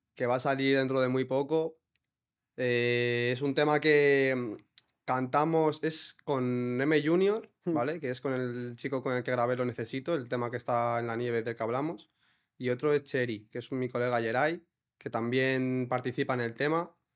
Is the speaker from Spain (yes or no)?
yes; Villanueva, Spain; algún pub que tenemos allí en Villanueva